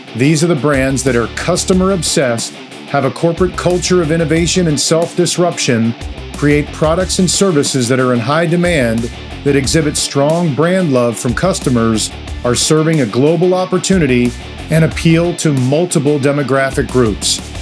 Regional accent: New Jersey, United States; I'm from Jersey

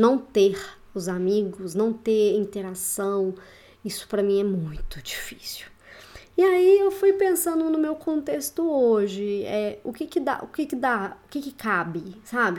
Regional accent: Belo Horizonte, Minas Gerais, Brazil; moved away as an adult; also born or lived in Curitiba; Voltei para BH, né? Sou aqui de BH

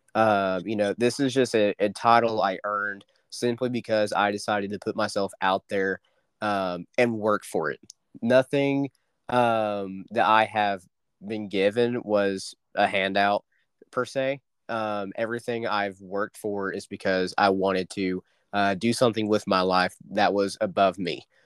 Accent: Dewey, Oklahoma, United States; my hometown of Dewey, America, um, is not that special, I guess you could say. Um, Bartlesville, Oklahoma, is literally just five minutes south of us

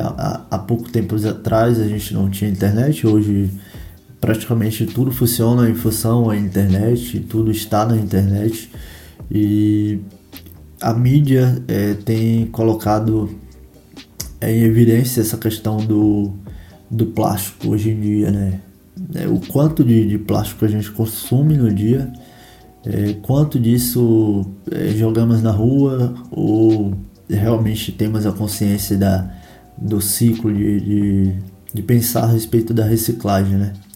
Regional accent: Bahia, Brazil; eu que sou da Bahia

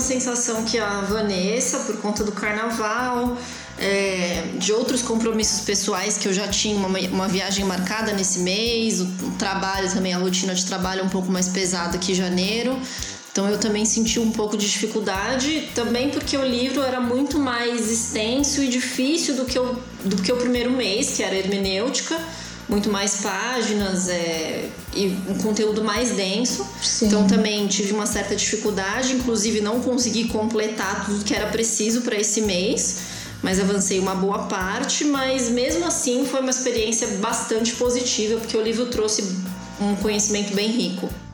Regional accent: São Paulo, Brazil; eu sou daqui de São Paulo

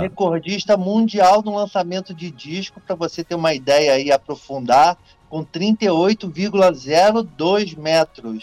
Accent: Niterói, Rio de Janeiro, Brazil; also born or lived in São Gonçalo; Eu sou de Niterói e, e Niterói e São Gonçalo, né? Fronteira aqui as duas cidades.

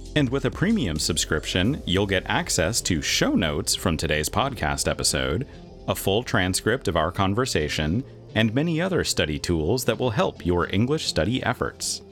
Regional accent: United States; an American who grew up uh, in the suburbs

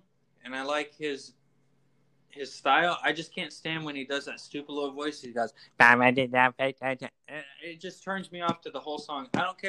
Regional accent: Texas, United States; moved away as an adult; now in Arizona, United States; I'm from Texas. I'm from the dirty south, man.

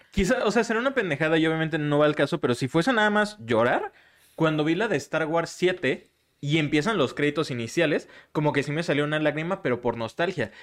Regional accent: Michoacán, Mexico; moved away; en mi pueblito y Michoacán

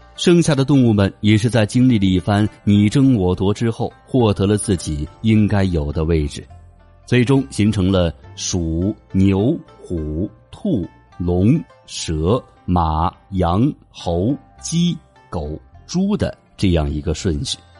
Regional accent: China; 也是我们中国人特有的一种表示出生时间的方式

